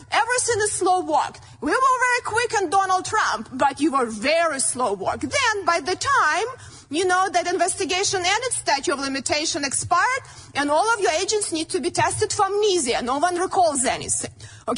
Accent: Ukraine; born or raised there; moved away as an adult; now in United States

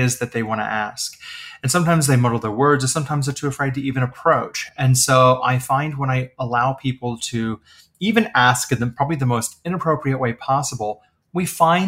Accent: the Midwest of the United States, United States; I was born and raised in the Midwest of the United States

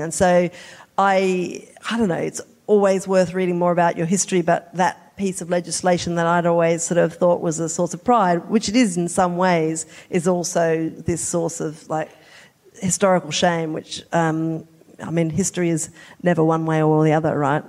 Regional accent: South Australia, Australia; I'm from South Australia

